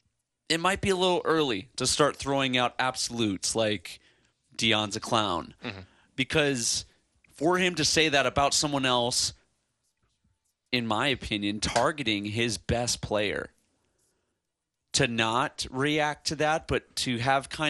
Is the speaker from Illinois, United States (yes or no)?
yes; Chicago, Illinois, United States; I'm from Chicago